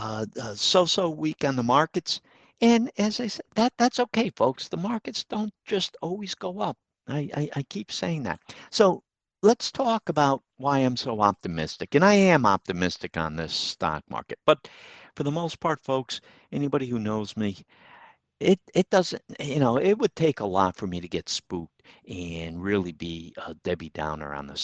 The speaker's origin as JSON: {"language": "English", "town": "Troy", "country": "United States", "tie": "born or raised there", "said": "I grew up in Troy"}